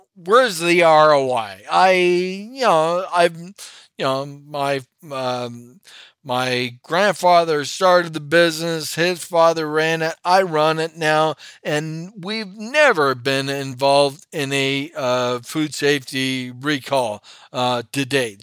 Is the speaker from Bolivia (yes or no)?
no; Toronto, Ontario, Canada; also born or lived in Parry Sound, Ontario; grew up in Toronto, but every weekend we had a cottage hundred and sixty miles north on Georgian Bay